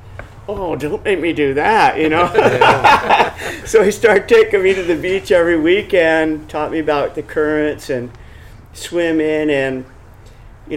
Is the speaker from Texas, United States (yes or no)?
no; San Diego, California, United States; also born or lived in El Centro, California; by the time I was four, we started living in San Diego.